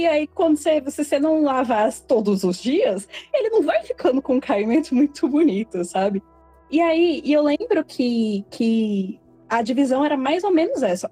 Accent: Belo Horizonte, Minas Gerais, Brazil; eu tenho 27 anos também, sou de Belo Horizonte.

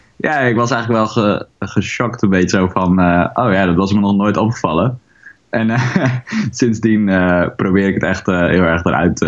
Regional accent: Haren, Groningen, Netherlands; ik ben eigenlijk hier opgegroeid in Haren

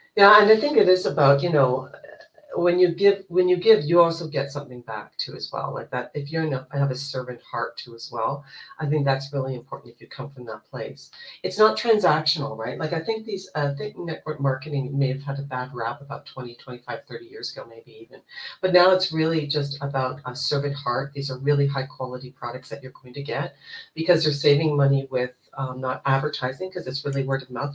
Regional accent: Canada; also born or lived in Toronto, Ontario; I am Canadian. I live in Toronto, Ontario.

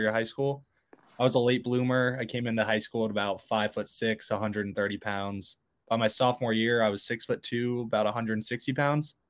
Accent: California, United States; moved away as an adult; now in Michigan, United States; I grew up in California, so I love the ocean

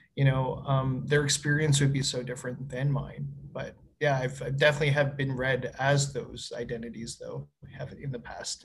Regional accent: Winnipeg, Manitoba, Canada; moved away as an adult; now in Edmonton, Canada; I was born and raised in Winnipeg, Manitoba

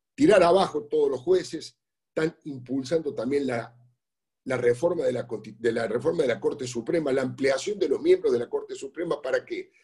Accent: Córdoba, Argentina; yo soy cordobés

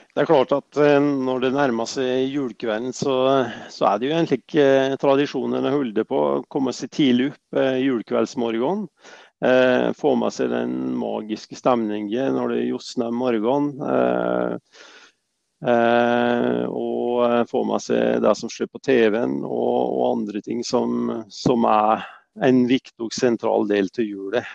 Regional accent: Vågå, Innlandet, Norway; jeg er fra Vågå

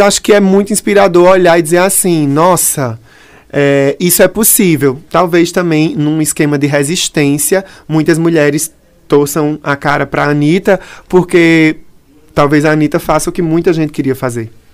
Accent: Brazil; also born or lived in Pernambuco; a gente se entende como brasileiro

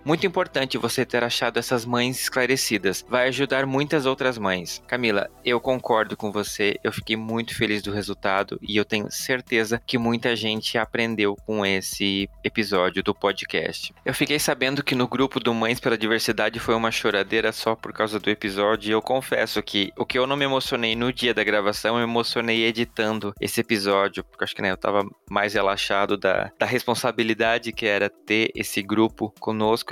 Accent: Blumenau, Santa Catarina, Brazil; moved away; also born or lived in Porto Alegre; Blumenau, minha cidade natal

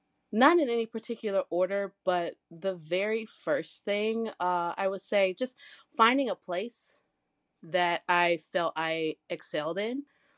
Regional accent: Michigan, United States; I am from Michigan. I live in Canton, Michigan. And some people, well, I call it IKEA land. If anybody's like trying to understand where I'm at in the little mitten, it's near Ann Arbor.

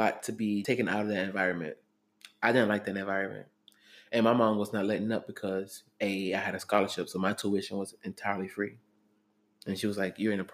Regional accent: Jacksonville, Florida, United States; Growing up in Jacksonville

